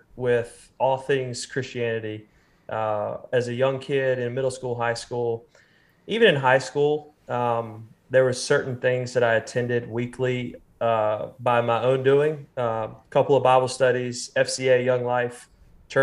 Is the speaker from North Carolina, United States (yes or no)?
yes; Raleigh, North Carolina, United States; William and I grew up together in Raleigh, North Carolina